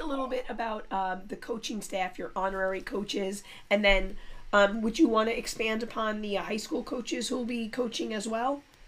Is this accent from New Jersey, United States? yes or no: yes; North Caldwell, New Jersey, United States; I grew up in North Caldwell